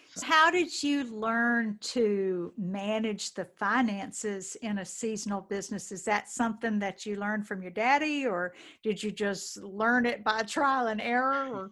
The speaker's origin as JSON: {"language": "English", "region": "the South", "country": "United States", "tie": "born or raised there", "said": "growing up in the South"}